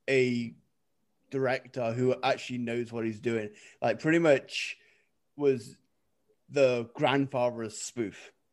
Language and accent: English; England, United Kingdom; I'm English.